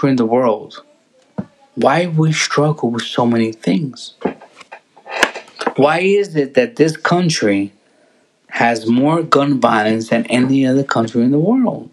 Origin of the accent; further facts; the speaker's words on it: Perth Amboy, New Jersey, United States; now in Burlington, United States; my parents are Puerto Rican, but I was born in America. I was born in North New Jersey.